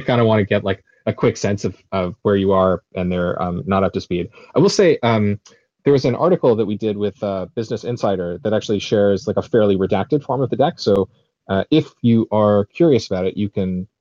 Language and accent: English; United States; now in United Kingdom; we're both American